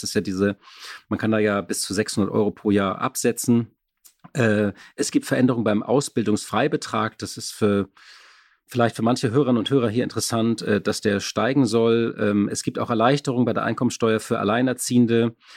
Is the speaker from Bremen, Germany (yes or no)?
no; Berlin, Germany; Als Berliner